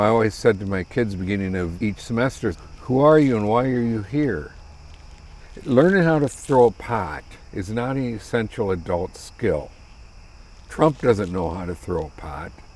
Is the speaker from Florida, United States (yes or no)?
no; South Dakota, United States; moved away as an adult; I grew up in South Dakota